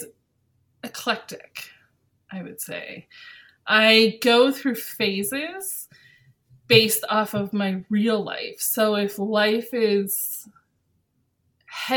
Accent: Ontario, Canada; moved away as an adult; now in Edmonton, Canada; I'm from Ontario in Canada

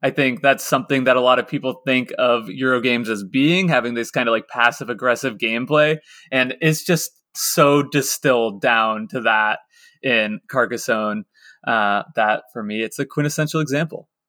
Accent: Lawrence, Kansas, United States; I was growing up in Lawrence, Kansas

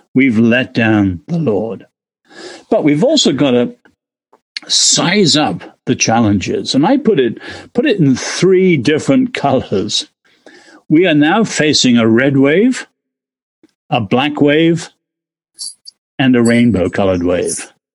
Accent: England, United Kingdom; now in United States; as an Englishman living here

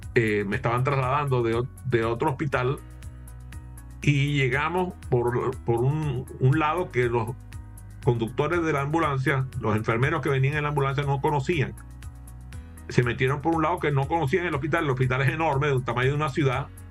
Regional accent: Maracaibo, Zulia, Venezuela; now in United States; Y yo soy de Maracaibo, así que en Maracaibo las frituras es una forma de vida

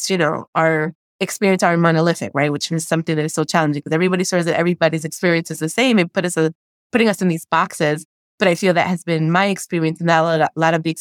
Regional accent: Passaic, New Jersey, United States; also born or lived in Paterson, New Jersey; I was born and raised in Passaic, New Jersey

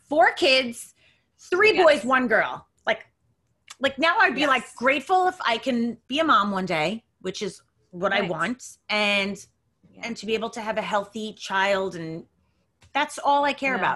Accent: Long Island, New York, United States; now in Queens, United States; I'm from Long Island originally

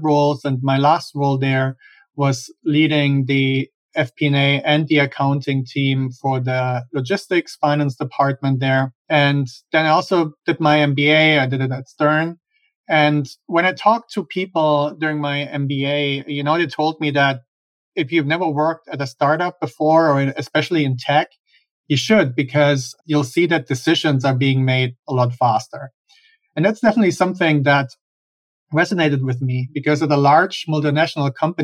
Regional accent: Germany; moved away as an adult; now in United States; I'm originally from Germany. That's where I grew up and where I have my accent from

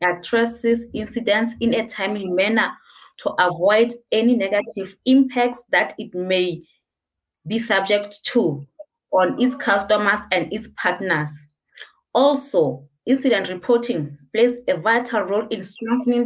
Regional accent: Lesotho; I'm from Lesotho.

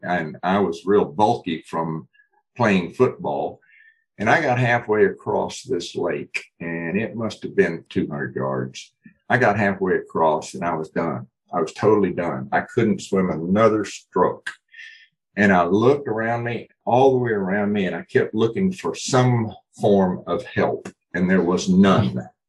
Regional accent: Laredo, Texas, United States; Yeah, born in Laredo, right on the border of the Mexican and Texas countries, of course, and stayed there a couple of years.

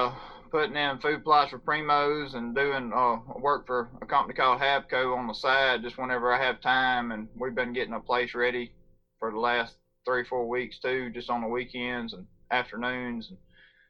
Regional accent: Lake, Mississippi, United States; I grew up in between Jackson and Meridian in Scott County in a little town called Lake. Okay. It's a population, I don't know, about 300-400 counting cows.

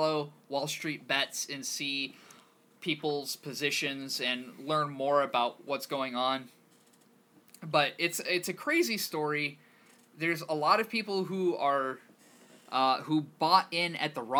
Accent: Kansas, United States; growing up in Kansas

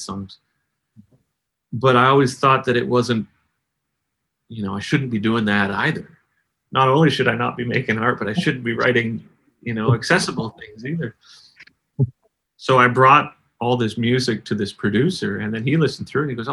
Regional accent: Canada; I'm Canadian

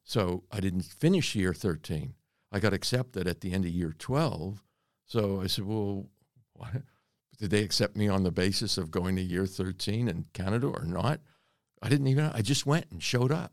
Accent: North Miami, Florida, United States; born or raised there; moved away as an adult; also born or lived in Reading, Pennsylvania / Western Australia; now in Australia

